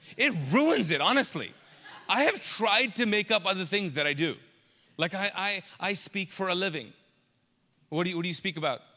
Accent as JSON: {"language": "English", "country": "Kuwait", "tie": "born or raised there", "also_born_or_lived": "Pakistan", "moved": "as an adult", "lives_now": "Charlotte, United States", "said": "I grew up in the Middle East, Kuwait, and I'm actually Pakistani"}